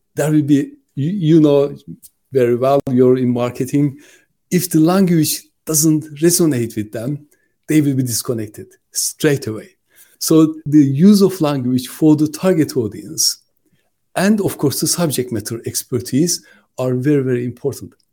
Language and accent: English; Turkey; moved away as an adult; now in United Kingdom; I'm originally from Turkey, but I lived longer in the UK than I lived in my